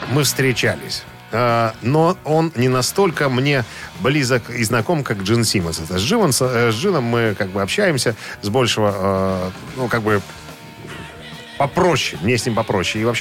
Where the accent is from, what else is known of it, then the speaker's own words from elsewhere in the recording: New York, United States; Мы из одного района. Мы из Нью-Йорка, из одного района.